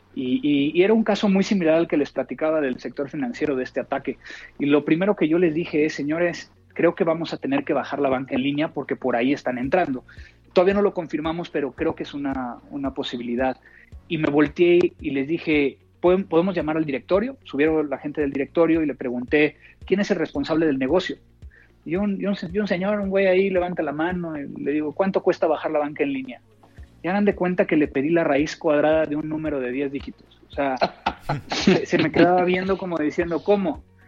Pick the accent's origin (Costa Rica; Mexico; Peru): Mexico; no como comida mexicana fuera de mi país porque no sabe igual